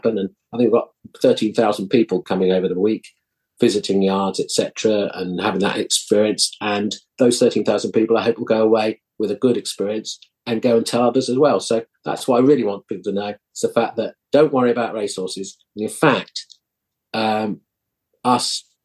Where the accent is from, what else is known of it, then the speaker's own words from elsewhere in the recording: Epsom, South East England, United Kingdom; I was brought up in Surrey near Epsom Racecourse.